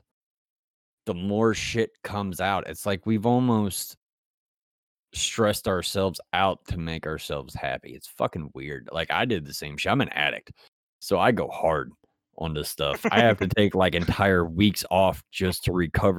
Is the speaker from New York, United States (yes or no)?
no; West Virginia, United States; I grew up in West Virginia